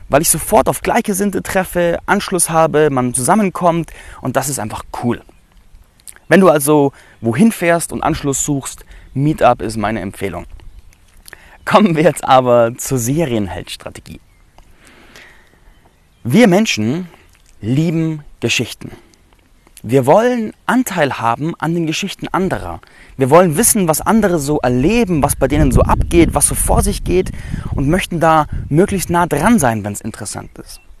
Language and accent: German; Landsberg am Lech, Bavaria, Germany; ich berichte heute aus Landsberg am Lech. Das ist meine Heimatstadt, in der ich groß geworden bin.